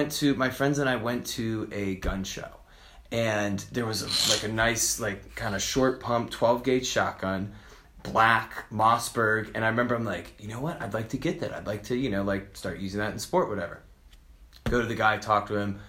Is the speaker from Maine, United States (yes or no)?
no; Virginia, United States; I'm from Virginia. Guns are down there. I grew up, like, my father had, you know, a pistol and a shotgun.